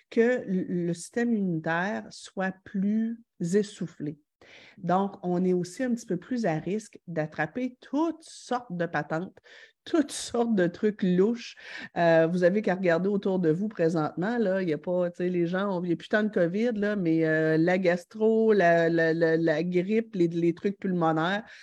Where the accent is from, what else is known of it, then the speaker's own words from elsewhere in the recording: Quebec City, Quebec, Canada; Je viens de Québec, j'ai deux filles, l'une de 9 ans et l'autre de 11 ans.